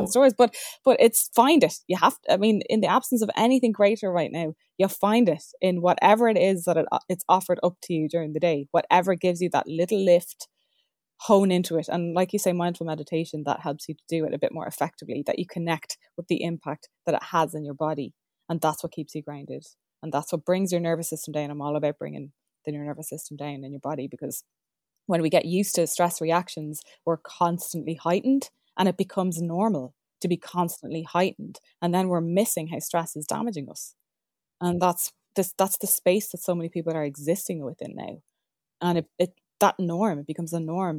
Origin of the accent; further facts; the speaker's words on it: Ireland; We're Irish